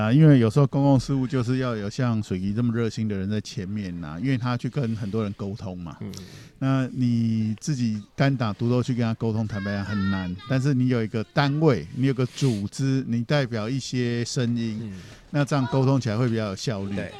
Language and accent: Chinese; Taiwan; 其所以其实我们知道，大陆现在很多的产业都是我们台湾人去帮忙的，